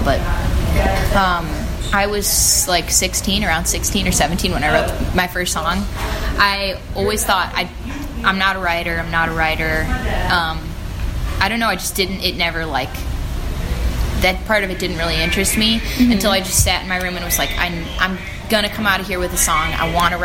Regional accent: La Grange, Illinois, United States; moved away; I grew up in LaGrange

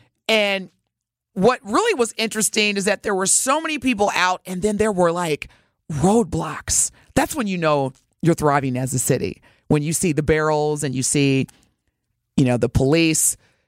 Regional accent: Southern Indiana, United States; now in Milwaukee, United States; Yes, I say y'all because, again, I'm from Southern Indiana.

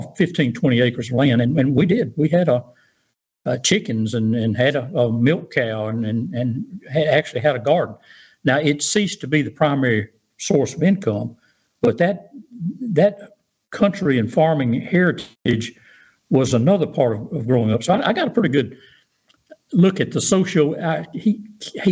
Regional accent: Pascagoula, Mississippi, United States; I grew up in North Pascagoula.

